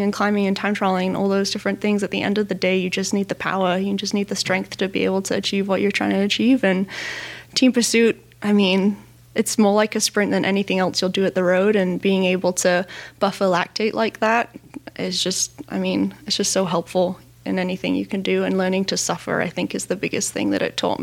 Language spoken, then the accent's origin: English; Northern California, United States; Growing up in San Jose, well, I grew up in Northern California